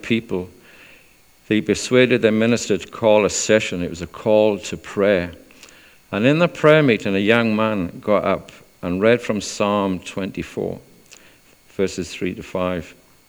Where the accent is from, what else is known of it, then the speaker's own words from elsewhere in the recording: South Wales, United Kingdom; moved away as an adult; also born or lived in Chester; I'm from South Wales.